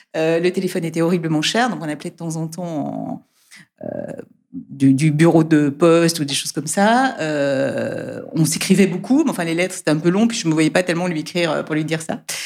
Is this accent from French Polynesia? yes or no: no; Brussels, Brussels-Capital Region, Belgium; moved away as an adult; also born or lived in Egypt / Guadeloupe / Nantes; now in France; je suis bruxelloise, hein, enfin en tout cas j'ai, j'ai euh, grandi à Bruxelles